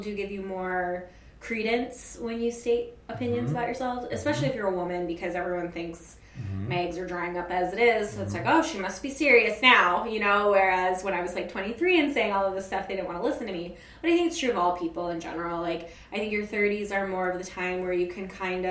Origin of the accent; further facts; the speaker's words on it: Alaska, United States; also born or lived in Chicago; now in New York, United States; I'm from Alaska